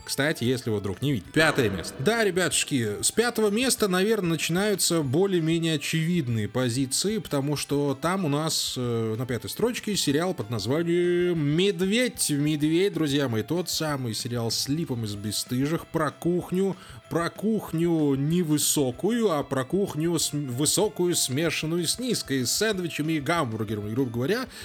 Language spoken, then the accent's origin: Russian; Belarus; мы белорусы